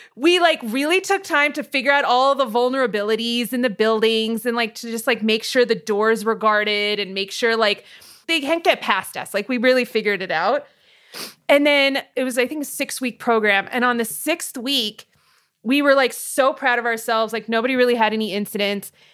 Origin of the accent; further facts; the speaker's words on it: Hacienda Heights, California, United States; also born or lived in Montebello, California; I was born in Montebello, which is right next to East L A. Uh, and I grew up in Hacienda Heights